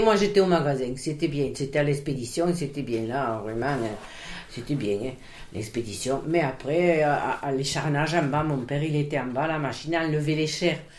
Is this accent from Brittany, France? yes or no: no; Montolieu, Occitania, France; born or raised there; also born or lived in Béziers / Vendres